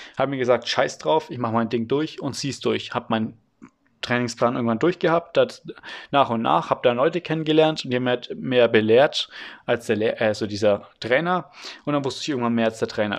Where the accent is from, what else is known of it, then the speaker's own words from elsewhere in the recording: Franconia, Bavaria, Germany; Das ist hier in Franken so. Übrigens, ich komme aus Franken, aus Bayern